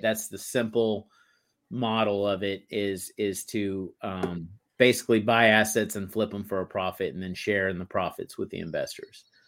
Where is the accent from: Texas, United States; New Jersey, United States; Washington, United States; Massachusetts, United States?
Texas, United States; moved away as an adult; I grew up in Texas